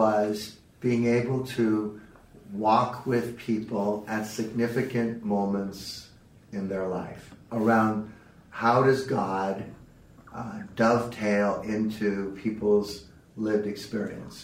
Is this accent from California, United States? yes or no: yes; South San Francisco, California, United States; also born or lived in Santa Clara Valley; I had a chance to buy into a firm in my hometown of the other competitor across town, and I went to work for them in South San Francisco.